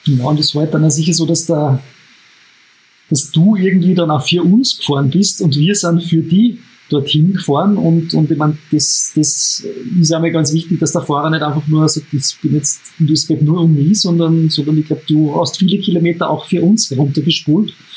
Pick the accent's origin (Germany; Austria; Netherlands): Austria; Upper Austria; als Oberösterreicher